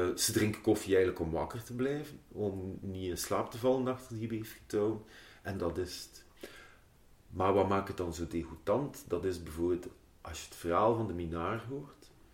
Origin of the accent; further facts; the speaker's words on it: Ghent, Flanders, Belgium; ik ben opgegroeid in de Sas en In, uh, mijn, mijn eerste levensjaren heb ik in de Pontstraat eh, doorgebracht